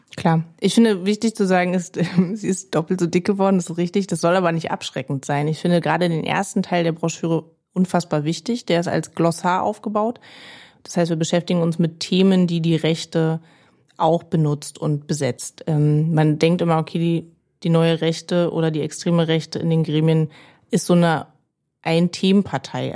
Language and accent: German; Berlin, Germany; Ich bin Marzahn-Hellersdorf aufgewachsen in Berlin.